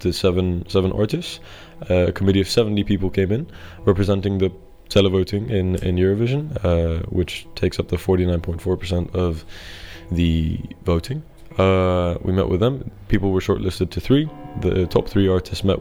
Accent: Greece; I was born and raised in Greece

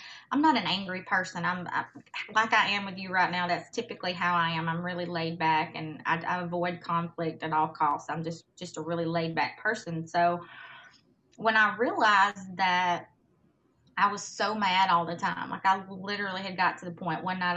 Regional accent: Mississippi, United States; moved away as an adult; also born or lived in Hawaii; I was born and raised in Mississippi

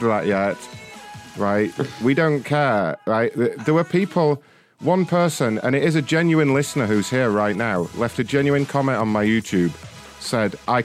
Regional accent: United Kingdom; I'm British

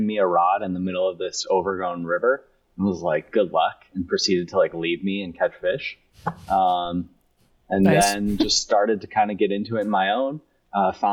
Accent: upstate New York, United States; moved away as an adult; now in Seattle, United States; 2 years ago, I moved out here from upstate New York because of this job.

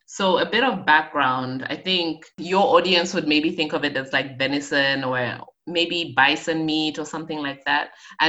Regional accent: North-West District, Botswana; also born or lived in Zambia / Okavango Delta; I am Zambian. I was born in Zambia, but I moved to Botswana, which is right next door, at 2 years old. So I did all of my schooling, my education there. And I was very fortunate to grow up in the heart of the Okavango Delta.

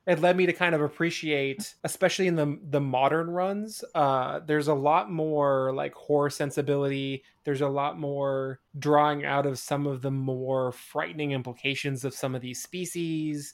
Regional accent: Spokane, Washington, United States; moved away; Spokane, mm. in my hometown

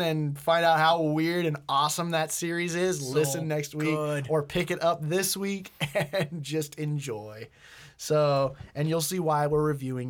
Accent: Boston, Massachusetts, United States; I'm from Boston.

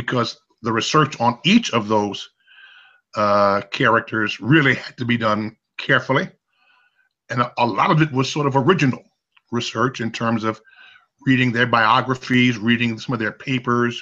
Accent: Chicago, Illinois, United States; my home is Chicago. I was born and raised in Chicago

